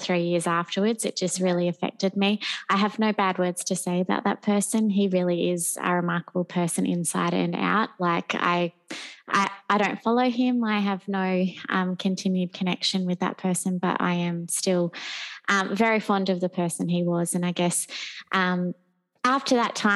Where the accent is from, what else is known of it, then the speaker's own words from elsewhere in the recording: Gold Coast, Queensland, Australia; also born or lived in London; I'm born and bred on the Gold Coast and have lived here my whole life.